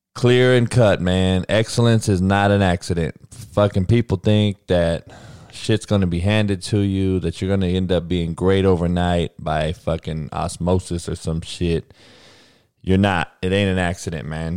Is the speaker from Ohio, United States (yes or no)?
no; Compton, California, United States; I'm from Compton. Grew up with all brothers